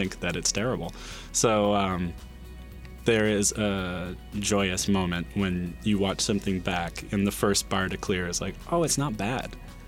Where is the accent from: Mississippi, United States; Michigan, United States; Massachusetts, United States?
Michigan, United States; Farmington Hills; I grew up here. I grew up in Farmington Hills